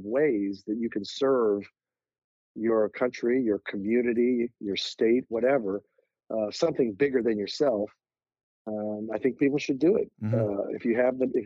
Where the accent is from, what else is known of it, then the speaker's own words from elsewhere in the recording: Kansas City, United States; I grew up in Kansas City